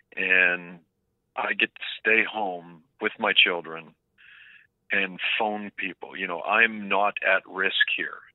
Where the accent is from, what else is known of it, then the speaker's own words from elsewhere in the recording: Oakville, Ontario, Canada; I grew up in Oakville, it's about 40 kilometers outside of the city